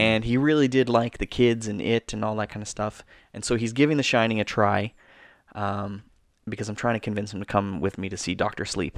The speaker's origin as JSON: {"language": "English", "country": "Canada", "said": "We're Canadian filmmakers"}